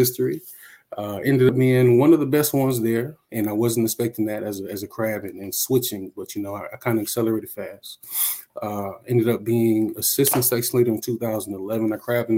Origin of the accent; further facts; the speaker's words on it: Detroit, Michigan, United States; I'm from Detroit, Michigan